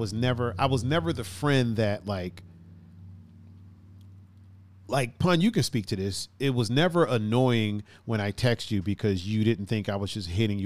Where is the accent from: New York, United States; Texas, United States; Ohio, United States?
Ohio, United States; Well, we're coming from Illinois in Indiana, going to Ohio, which we call home.